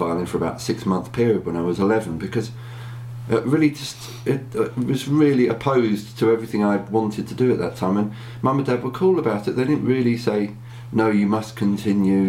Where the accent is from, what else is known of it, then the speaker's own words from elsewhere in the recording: Berkhamsted, East of England, United Kingdom; my hometown, Berkhamsted